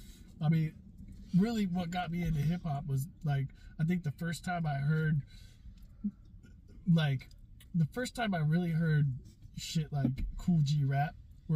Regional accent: Portland, Oregon, United States; I was born right off of King Road

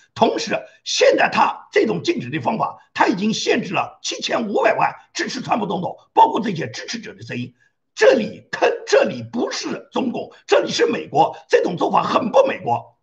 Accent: China; 我在戴红领巾从小长大的时候，我们接受的共产党的教育

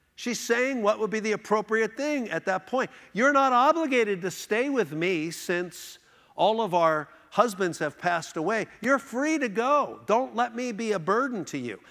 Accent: Philadelphia, Pennsylvania, United States; now in Houston, United States; we grew up here in Philadelphia.

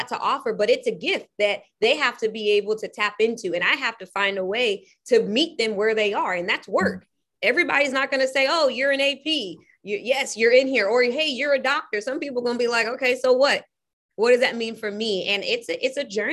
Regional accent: California, United States; now in Portland, United States; I'm from California. My mom made sure I went to all of the most predominantly white schools you can think about

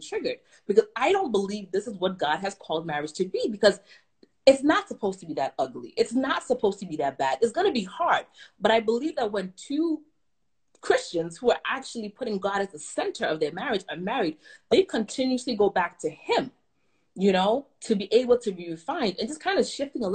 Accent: Ghana; I'm from Ghana, West Africa

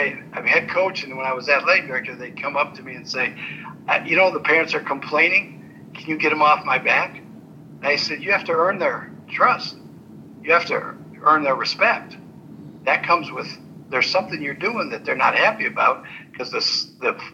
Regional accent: Ann Arbor, Michigan, United States; I grew up in Ann Arbor

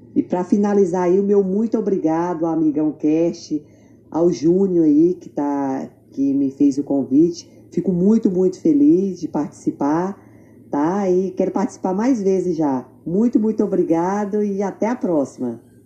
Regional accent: Lizarda, Tocantins, Brazil; moved away as an adult; now in Sydney, Australia; Eu sou tocantinense. Nasci em Lizarda, Tocantins. Nasci e me criei lá

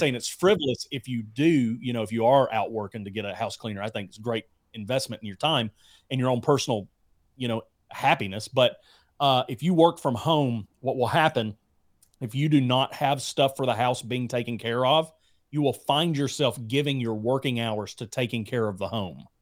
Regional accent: Alabama, United States; moved away; I'm from Alabama originally.

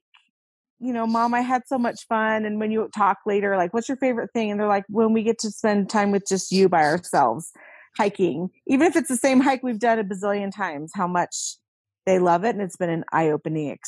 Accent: Virginia, United States; I grew up in Virginia

